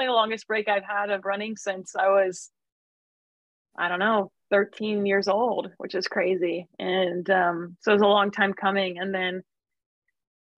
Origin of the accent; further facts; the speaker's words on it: Midwest, United States; also born or lived in Flagstaff, Arizona; now in Santa Barbara, United States; I'm from the Midwest.